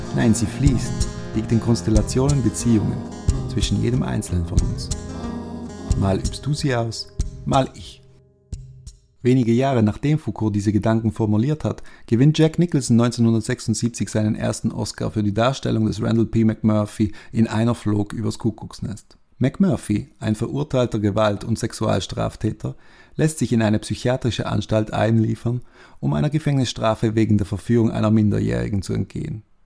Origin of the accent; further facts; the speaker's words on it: Basel, Basel-Stadt, Switzerland; in meiner Heimatstadt Basel